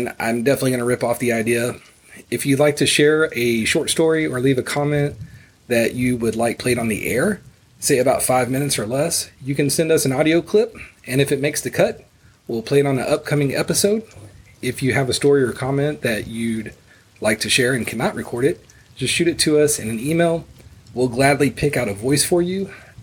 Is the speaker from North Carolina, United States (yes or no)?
no; Houston, Texas, United States; Houston, Texas, my hometown